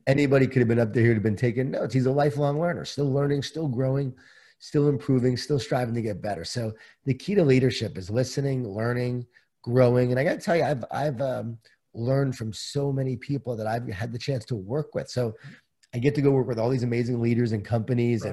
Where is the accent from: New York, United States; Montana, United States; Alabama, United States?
New York, United States; Long Island; born or raised there